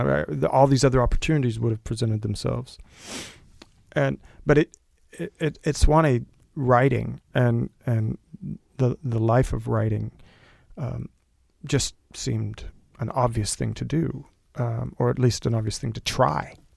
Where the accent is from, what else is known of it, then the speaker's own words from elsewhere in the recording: Del Rio, Texas, United States; moved away; I grew up in Del Rio, Texas, went to public schools